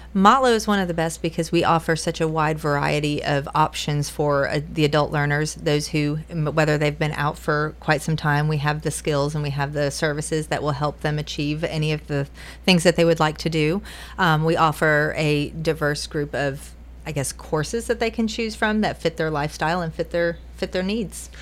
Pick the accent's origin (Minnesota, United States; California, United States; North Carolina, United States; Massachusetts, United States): North Carolina, United States; Western; moved away as an adult; also born or lived in Titusville, Florida / Georgia; now in Tennessee, United States; Western North Carolina where the uh, in the mountains, Appalachian Mountains, went to high school there